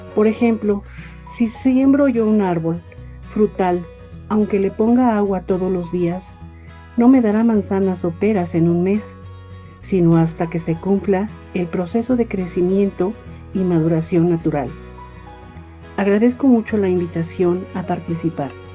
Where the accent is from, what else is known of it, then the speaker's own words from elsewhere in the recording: Mexico; also born or lived in Toluca, State of Mexico; soy mexicana, vivo en Toluca, Estado de México